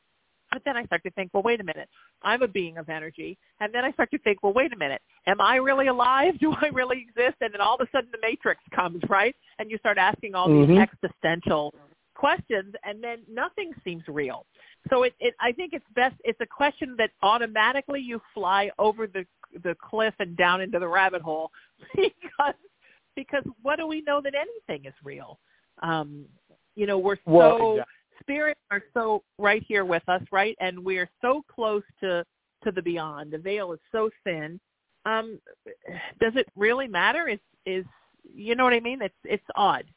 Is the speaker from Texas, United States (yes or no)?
no; Southern California, United States; also born or lived in Connecticut; since I've moved back to my hometown in Southern California